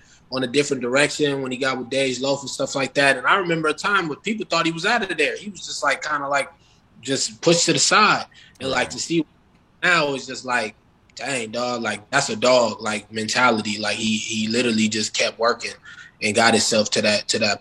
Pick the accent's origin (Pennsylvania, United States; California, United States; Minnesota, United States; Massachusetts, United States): Minnesota, United States; Minneapolis; I'm from Minneapolis